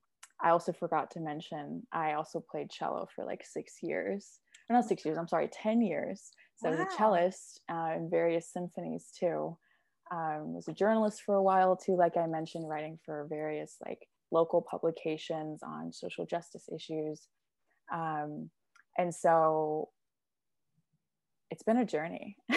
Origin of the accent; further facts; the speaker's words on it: Oklahoma, United States; also born or lived in California; I was born in California, went back and forth between California and here in Oklahoma. So I spent about 9 years total in California, Southern California to be exact